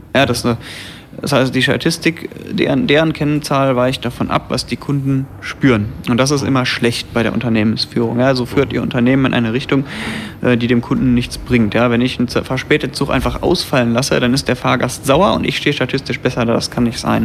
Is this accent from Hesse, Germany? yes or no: no; near Bonn, North Rhine-Westphalia, Germany; Ich komme nämlich aus der Nähe von Bonn